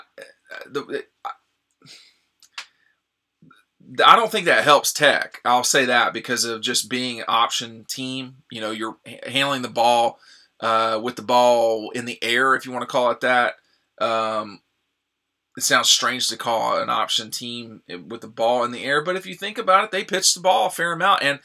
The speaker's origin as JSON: {"language": "English", "town": "Atlanta", "region": "Georgia", "country": "United States", "tie": "born or raised there", "said": "when I grew up in Atlanta"}